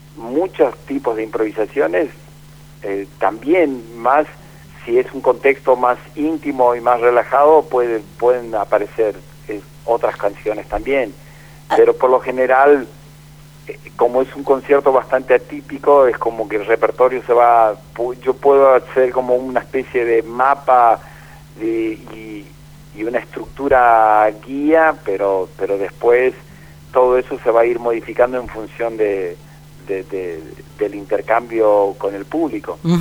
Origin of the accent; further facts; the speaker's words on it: Argentina; nosotros como argentinos